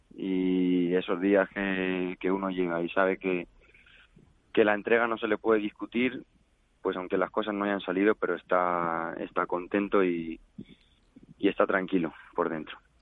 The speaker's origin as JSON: {"language": "Spanish", "town": "El Real de San Vicente", "region": "Castilla-La Mancha", "country": "Spain", "said": "por parte de padre, vengo del Real de San Vicente y por parte de madre, de Castillo de Bayola"}